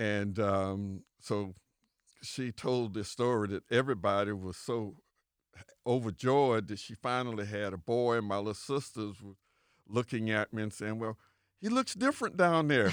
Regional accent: Winter Haven, Florida, United States; I was born and raised on Avenue Q.

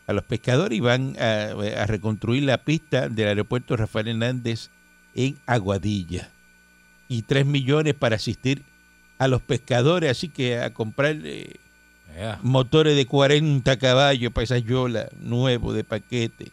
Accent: Cuba; now in Puerto Rico; Yo no soy boricua, yo soy cubano

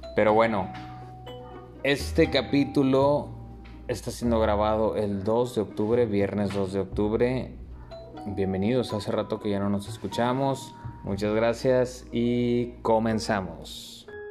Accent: Monclova, Coahuila, Mexico; somos de Monclova. Los monclovenses somos a toda madre, sea, Carnita asada, caída a la casa, güey. Así crecí yo

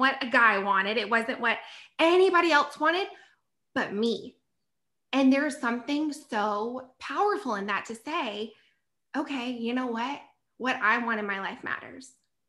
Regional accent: the South, United States; So I'm from the South and love where I'm from, so proud.

